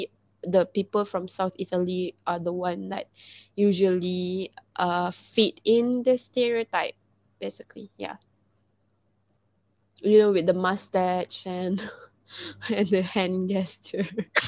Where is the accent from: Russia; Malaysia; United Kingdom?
Malaysia; I'm not Italian or Spanish. I'm Malaysian.